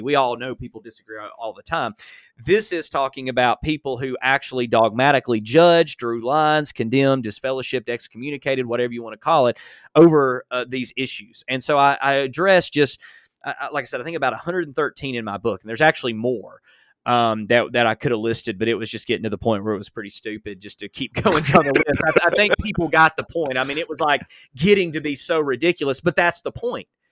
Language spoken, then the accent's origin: English; Alabama, United States; I'm from Alabama